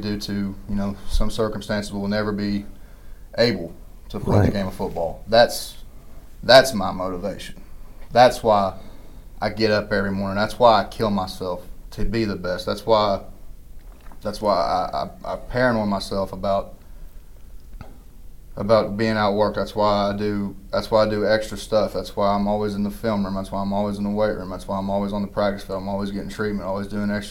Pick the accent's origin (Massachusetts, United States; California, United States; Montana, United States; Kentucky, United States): Kentucky, United States; me being from Kentucky, with me being at my home state school